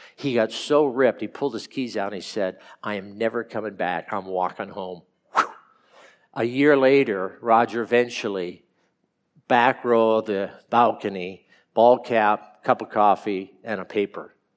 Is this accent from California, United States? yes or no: yes; California, United States; I'm from California and, and grew up